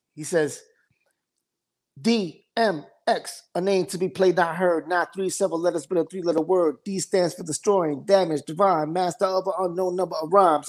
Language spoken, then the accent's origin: English; New York City, New York, United States; also born or lived in Bronx, New York; I'm from Midtown